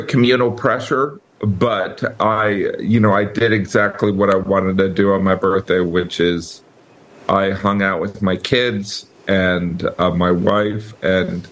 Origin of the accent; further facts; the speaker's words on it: Chicago, Illinois, United States; growing up in the Chicagoland area